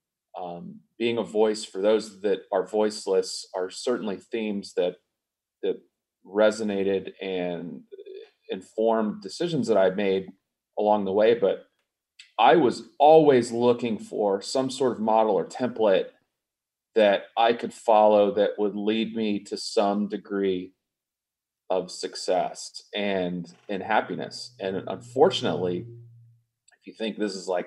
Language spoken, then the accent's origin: English; Atlanta, Georgia, United States; I grew up in the South, you mentioned, in a family of folks that were in the arts. I was fortunate, being from Atlanta